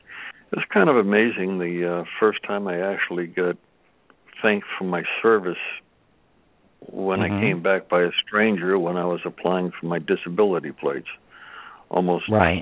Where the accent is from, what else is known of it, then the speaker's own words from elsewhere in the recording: Massachusetts, United States; moved away as an adult; now in Texas, United States; I grew up in Massachusetts, and I've been in Texas. I've been in Texas now for 28 years.